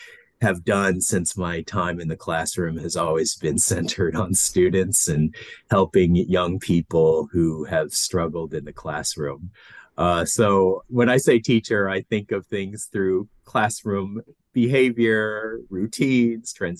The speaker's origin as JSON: {"language": "English", "town": "Los Angeles", "region": "California", "country": "United States", "tie": "born or raised there", "also_born_or_lived": "Vietnam / New York City", "moved": "as an adult", "lives_now": "Melbourne, Australia", "said": "I was born in Vietnam, raised in Los Angeles. So that's where my accent comes from"}